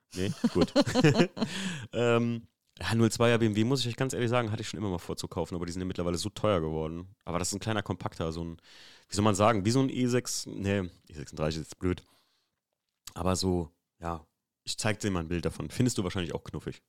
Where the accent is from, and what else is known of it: Germany